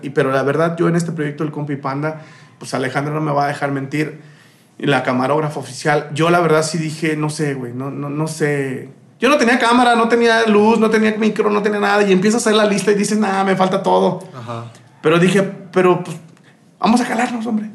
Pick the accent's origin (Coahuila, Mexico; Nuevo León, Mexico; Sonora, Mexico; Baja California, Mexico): Coahuila, Mexico; Saltillo; also born or lived in Sombrerete, Zacatecas / Tuxpan, Veracruz / Juárez; yo creo ya soy más saltillense que el pan de pulque, carnal. Porque yo nací en Zacatecas, yo nací en Sombrerete, Zacatecas, pero no conozco mucho de ahí